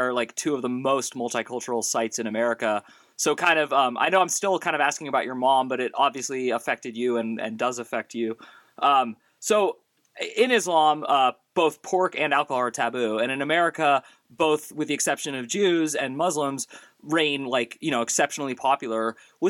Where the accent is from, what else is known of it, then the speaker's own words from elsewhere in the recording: Bay Area, California, United States; I'm from the Bay Area, so I know where Carmel, California is.